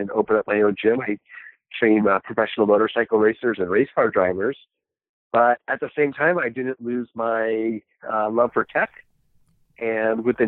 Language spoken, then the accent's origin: English; New York, United States; also born or lived in Tbilisi, Georgia; I was born in Tbilisi, Georgia, Soviet Union. And immigrated to the United States, and I was raised in on the East Coast in New York